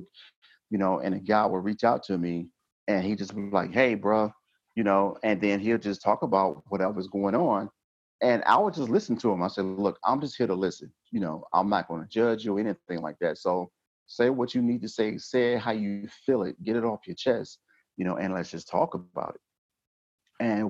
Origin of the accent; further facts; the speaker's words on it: Georgia, United States; moved away as an adult; now in North Dakota, United States; I'm from Georgia.